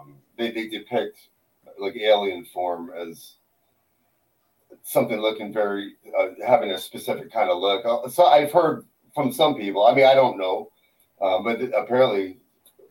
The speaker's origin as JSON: {"language": "English", "country": "United States", "tie": "born or raised there", "moved": "yes", "lives_now": "Toronto, Canada", "said": "my Chris and I were raised in the States, in Connecticut and Rhode Island."}